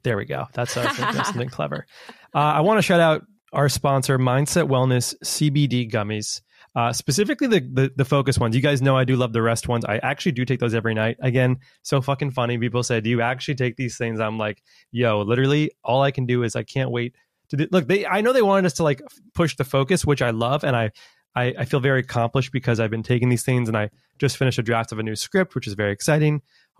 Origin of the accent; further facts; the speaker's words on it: United States; I'm American, he is French. I don't know the like Germany, American, French sauces.